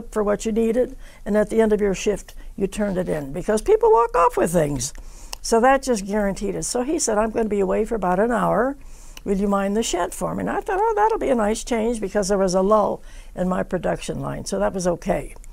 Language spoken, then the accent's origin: English; West Virginia, United States; born there; I said, Well, I was born in West Virginia, so she wanted to know the story."